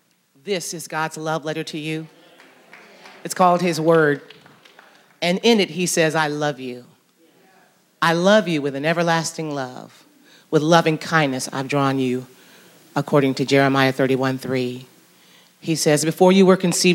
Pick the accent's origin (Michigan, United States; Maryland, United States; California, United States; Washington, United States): Michigan, United States; Jackson; moved away as an adult; also born or lived in Atlanta, Georgia; now in West Georgia, United States; I happen to be a preacher's daughter, grew up in Jackson, Michigan, so I'm from the north